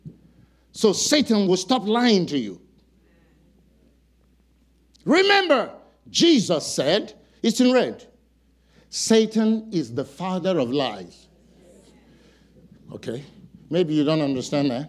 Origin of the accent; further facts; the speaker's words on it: Nigeria; now in Fayetteville, United States; among Nigerians, I'm not Nigerian enough